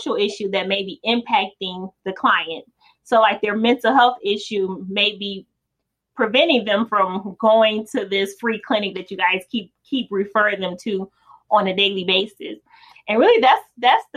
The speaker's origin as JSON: {"language": "English", "town": "Detroit", "region": "Michigan", "country": "United States", "tie": "born or raised there", "said": "the folks that were in my neighborhood when I grew up in Detroit"}